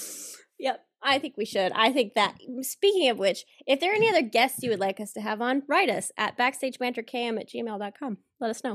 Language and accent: English; the South, United States; I'm from the South, so I can do the accent without whatever being, you know, rude because that's where I'm from